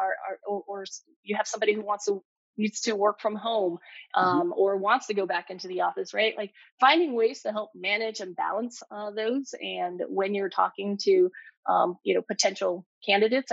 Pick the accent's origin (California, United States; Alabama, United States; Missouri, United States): California, United States; Bay Area; growing up in the Bay Area, living here for so long